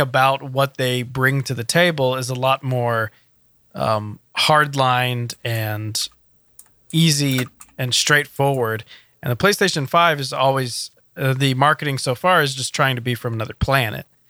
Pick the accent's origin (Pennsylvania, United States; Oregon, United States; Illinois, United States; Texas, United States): Texas, United States; Houston; I'm from Houston